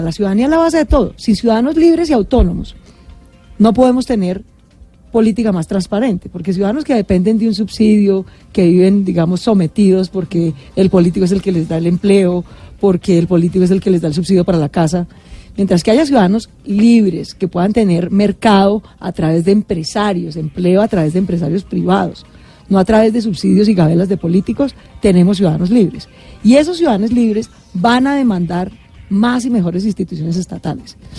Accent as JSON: {"language": "Spanish", "region": "Bogotá", "country": "Colombia", "tie": "born or raised there", "said": "yo nací en Bogotá y no en Chocó"}